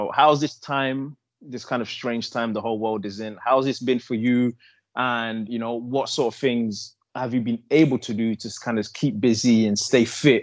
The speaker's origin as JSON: {"language": "English", "region": "London", "country": "United Kingdom", "tie": "born or raised there", "also_born_or_lived": "Congo", "moved": "as an adult", "lives_now": "United States", "said": "I'm born in the Congo, but I grew up in London. I think I'm English, and I've been in America for 13 years"}